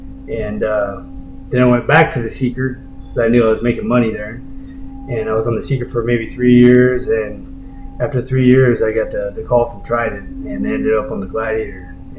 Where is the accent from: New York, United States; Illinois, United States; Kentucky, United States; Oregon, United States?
Oregon, United States; Newport; also born or lived in Honolulu / Tillamook; Well, I was born in Honolulu, Hawaii, and my dad was Coast Guard, so I was around the sea my whole life. And he ended up getting stationed in Tillamook, Oregon.